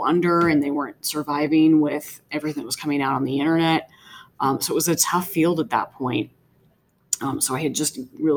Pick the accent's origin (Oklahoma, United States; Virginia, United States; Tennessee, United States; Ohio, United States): Virginia, United States; Woodbridge; I actually grew up not too far away from Manassas Park in Woodbridge